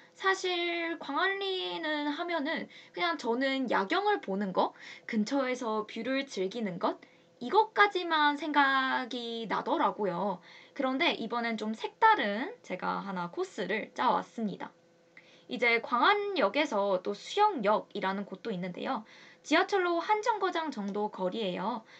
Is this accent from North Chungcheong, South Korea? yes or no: no; Busan, South Korea; moved away; 제가 부산 여자이고